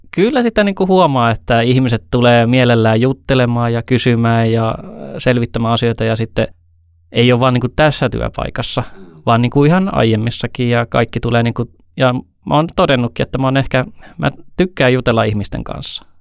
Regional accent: Ylihärmä, South Ostrobothnia, Finland; also born or lived in Helsinki / Eastern Finland; kahdeksanvuotiaasta lähtien ollut Pohjanmaalla, Etelä-Pohjanmaalla Ylihärmässä

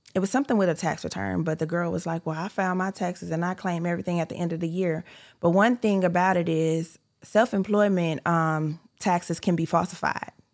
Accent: California, United States; moved away as an adult; I'm from California. I'm originally from California

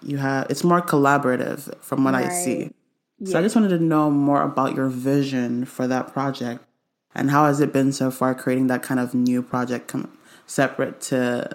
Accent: Nigeria; I'm Nigerian

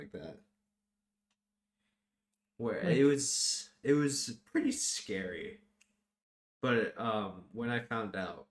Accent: Rochester, New York, United States; We've already said we're from Rochester.

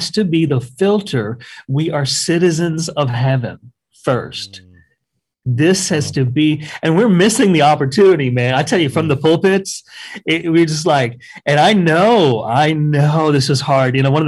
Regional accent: Canada; I just tell them, hey, man, I'm Canadian. I can't vote.

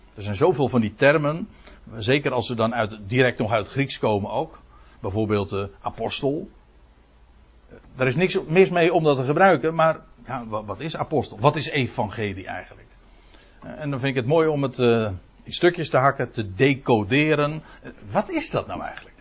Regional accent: Netherlands; we als Nederlanders

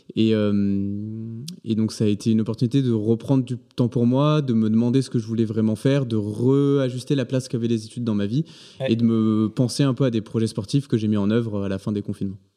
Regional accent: Provence-Alpes-Côte d'Azur, France; moved away as an adult; also born or lived in Paris region / Angers; moi je suis originaire d'un petit village entre Aix et Marseille

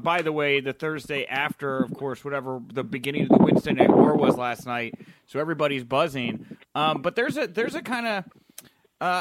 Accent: Houston, Texas, United States; I'm from Houston originally, so I grew up like with the Von Erichs like being around me all the time.

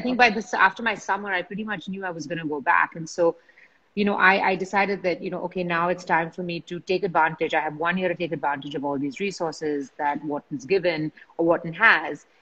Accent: Mumbai, Maharashtra, India; I grew up in Bombay uh, with in a family of jewelers

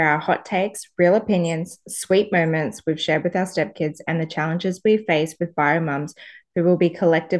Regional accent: Brisbane, Queensland, Australia; I'm from Brisbane, Australia, and my husband and I officially blended our family back in January 2019 when we bought our first home together.

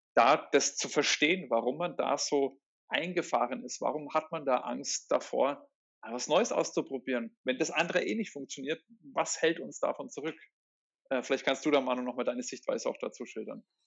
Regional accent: Germany; uns Deutschen

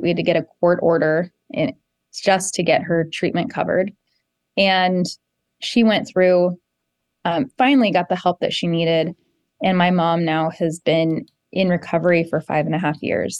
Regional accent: South Jefferson County, Colorado, United States; I grew up in South Jefferson County and, and I represent Jefferson County now and, and live here with my family

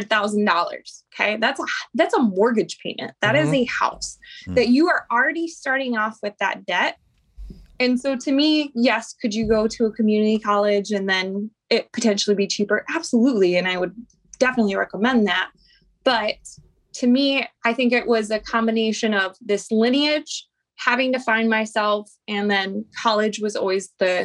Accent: Fort Bragg, North Carolina, United States; born there; I am from a family with a long lineage of veterans. And so, you know, I'm an Army brat. I was born in Fort Bragg.

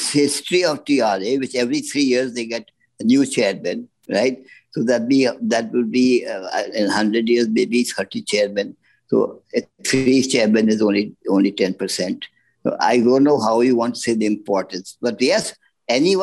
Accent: Dehradun, Uttarakhand, India; my grandfather, who was in Dehradun, my hometown

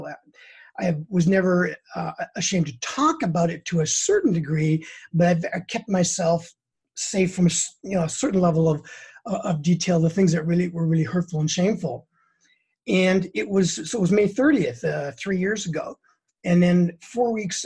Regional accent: Prince George, British Columbia, Canada; moved away as an adult; now in United States; I was in my hometown in Prince George

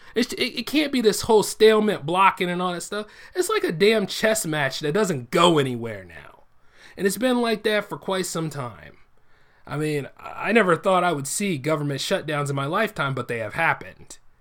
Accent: United States; I'm an American first

